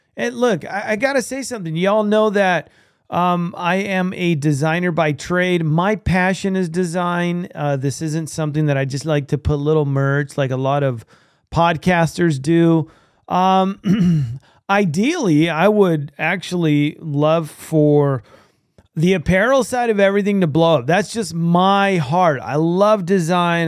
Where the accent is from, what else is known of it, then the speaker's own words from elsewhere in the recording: California, United States; I'm from California